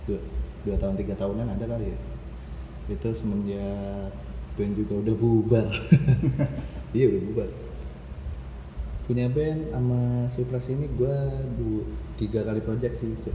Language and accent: Indonesian; Bekasi, West Java, Indonesia; kita dari Bekasi